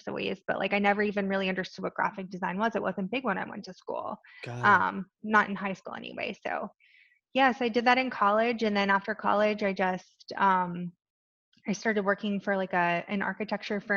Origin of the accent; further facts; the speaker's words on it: Western Maryland, United States; now in Annapolis, United States; I grew up in Western Maryland.